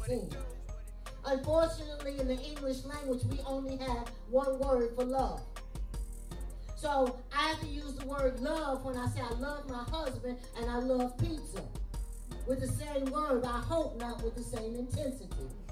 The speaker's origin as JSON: {"language": "English", "town": "New York City", "region": "New York", "country": "United States", "moved": "as an adult", "lives_now": "Ohio, United States", "said": "I'm from Brooklyn, New York"}